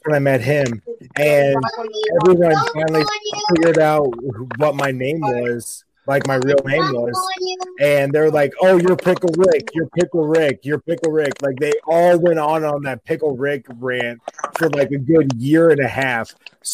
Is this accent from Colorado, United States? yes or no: no; Nebraska, United States; I was raised in Nebraska